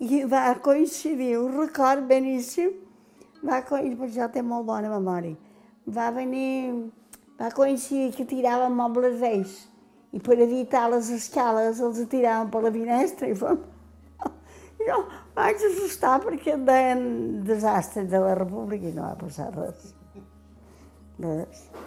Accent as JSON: {"language": "Catalan", "town": "Pollença", "region": "Balearic Islands", "country": "Spain", "tie": "born or raised there", "said": "Jo vaig néixer tota la vida he viscut al Calvari perquè vaig néixer a l'Ajuntament"}